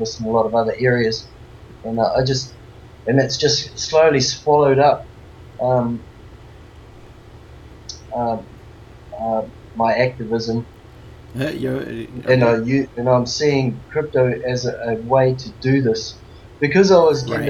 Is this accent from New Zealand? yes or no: yes; New Zealand; now in Australia; I'm born and raised in New Zealand